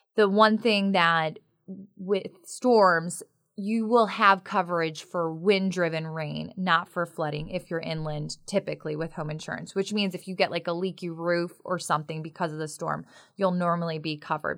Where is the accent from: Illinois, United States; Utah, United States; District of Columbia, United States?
Illinois, United States; Chicago; now in North Carolina, United States; I'm from the Midwest. We are, do not live in the city of Oaks in, uh, the Chicagoland area